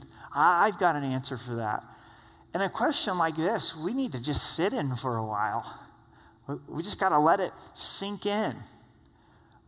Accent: southern Oregon, United States; I grew up in a town of 16,000 in southern Oregon. That's my hometown times two

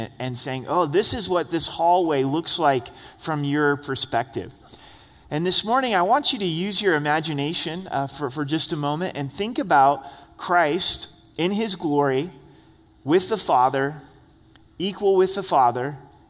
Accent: Southern Oregon, United States; I grew up in Southern Oregon in a house that was 1,300 square feet

